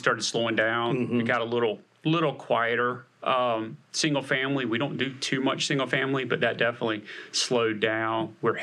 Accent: New Salem area of Union County, North Carolina, United States; also born or lived in Monroe, North Carolina; I was born in Monroe and then raised in the New Salem area of Union County

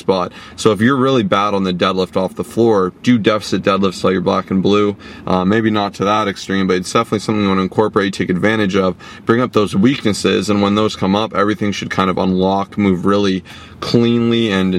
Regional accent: Toronto, Ontario, Canada; We're from Toronto

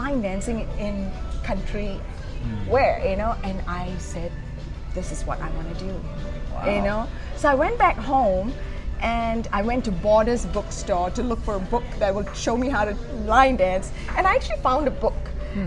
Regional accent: Singapore; moved away as an adult; also born or lived in East Lansing, Michigan; now in Muskegon, United States; I'm originally from Singapore

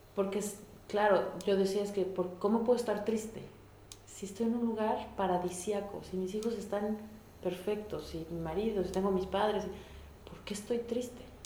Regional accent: Mexico; moved away as an adult; now in Germany; Yo me vine de México a vivir a un lugar que nunca había estado

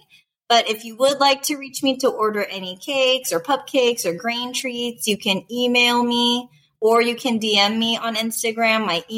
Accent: Southern California, United States; moved away as an adult; now in Las Vegas, United States; Originally from Southern California.

